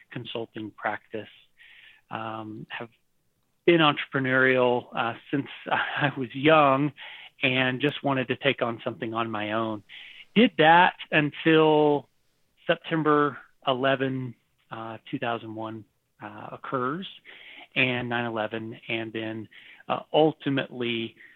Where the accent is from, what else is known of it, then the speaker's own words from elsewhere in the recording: Taiwan; also born or lived in Texas; Um, I was born in Taiwan. Oh wow! My parents were missionaries, and I grew up there for several years, and then ended up in Texas.